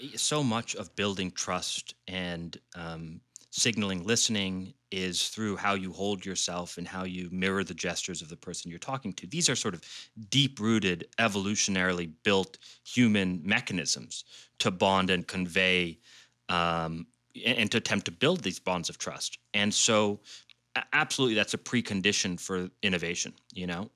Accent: Washington, District of Columbia, United States; I grew up in D C

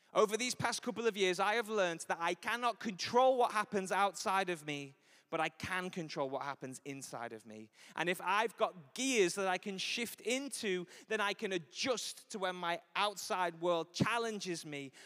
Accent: Liverpool, North West England, United Kingdom; I'm from Liverpool. I was raised in Anfield. I was there for nineteen years

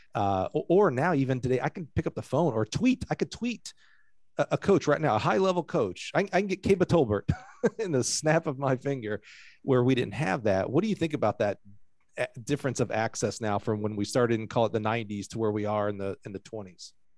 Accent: Alabama, United States; moved away; I grew up in Alabama

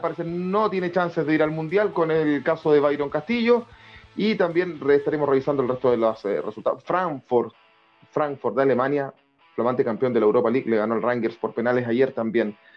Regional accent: Chile; los chilenos, los que somos hinchas de Colo Colo

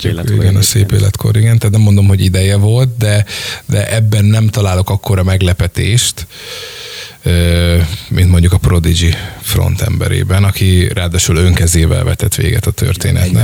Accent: Hungary; mint magyarok

